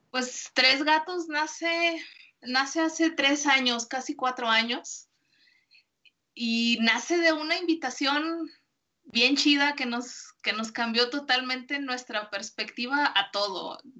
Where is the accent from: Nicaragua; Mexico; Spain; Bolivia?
Mexico; Guadalajara, Jalisco; soy de Guadalajara, Jalisco